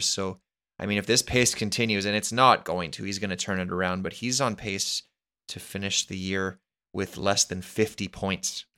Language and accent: English; Canada; as a Canadian